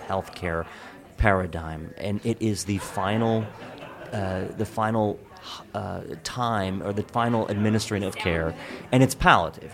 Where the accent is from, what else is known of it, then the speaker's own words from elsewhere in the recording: Hagerstown, Maryland, United States; I grew up in Western Maryland, in Hagerstown